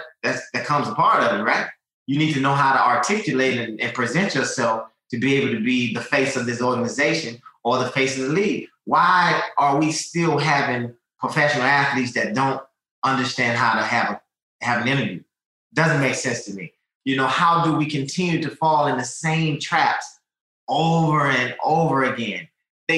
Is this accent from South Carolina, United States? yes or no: yes; Rock Hill, South Carolina, United States; moved away; my hometown in Rock Hill, South Carolina